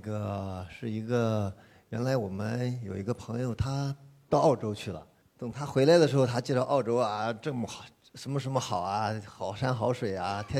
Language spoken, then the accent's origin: Chinese; Hefei, Anhui, China; 我是来自合肥的